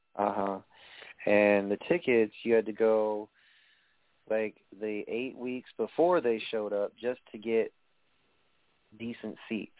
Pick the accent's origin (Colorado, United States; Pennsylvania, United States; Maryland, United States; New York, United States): New York, United States; accent: New York